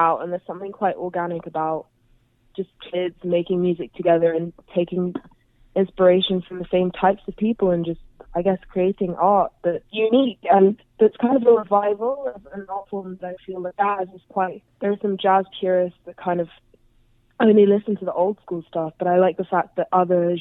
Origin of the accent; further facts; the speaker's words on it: London, United Kingdom; I'm from Southwest London